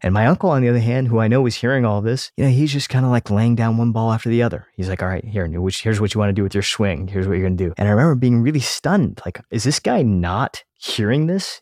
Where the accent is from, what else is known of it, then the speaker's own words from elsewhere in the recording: United States; as an Indian kid growing up in the United States